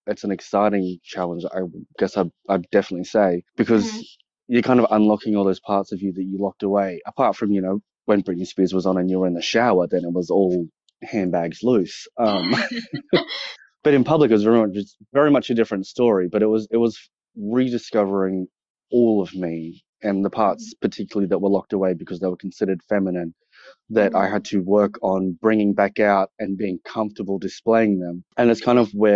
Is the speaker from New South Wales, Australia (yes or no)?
yes; Kurri Kurri, New South Wales, Australia; also born or lived in Newcastle, New South Wales; So I grew up outside of Newcastle in, I guess, what you call the Hunter Valley in a little town called Currycurry